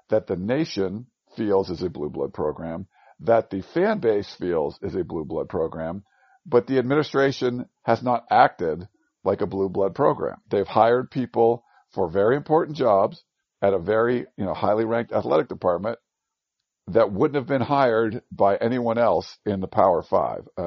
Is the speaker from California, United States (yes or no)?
no; outside of Boston, Massachusetts, United States; moved away; I am now recording this in uh, uh, my childhood home growing up on the East Coast uh, outside of Boston.